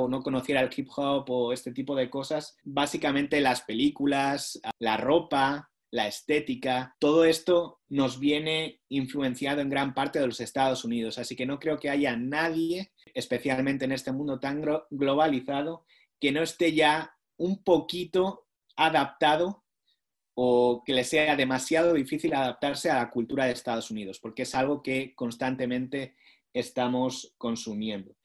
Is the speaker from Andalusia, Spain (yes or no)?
no; Basque Country, Spain; moved away as an adult; now in Washington, United States; yo soy del País Vasco, pero ellos no hablaban el idioma en el que yo fui instruido en la escuela